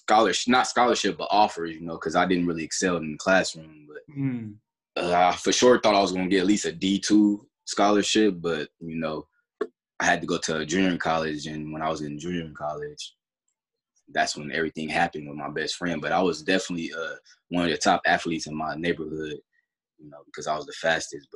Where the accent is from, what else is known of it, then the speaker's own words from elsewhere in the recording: Fresno, California, United States; I'm from Fresno, California, on the west side. You know, it was hard coming up, staying with my mom